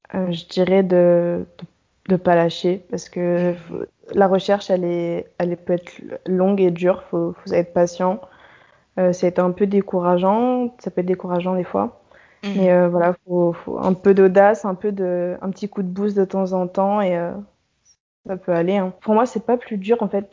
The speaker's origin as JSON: {"language": "French", "country": "France", "also_born_or_lived": "Paris", "moved": "as an adult", "lives_now": "Philadelphia, United States", "said": "je suis française"}